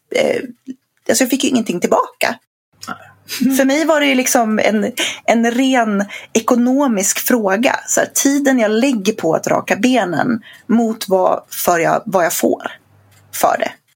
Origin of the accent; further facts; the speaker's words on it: Sweden; jag som infödd svensk